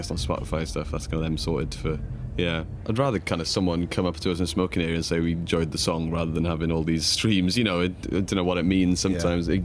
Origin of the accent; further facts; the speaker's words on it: Cardiff, Wales, United Kingdom; we're all from Cardiff